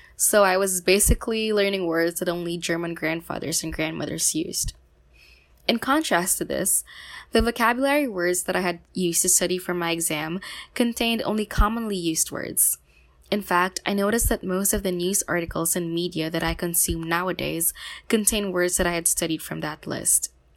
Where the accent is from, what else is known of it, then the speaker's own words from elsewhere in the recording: Philippines; from the Philippines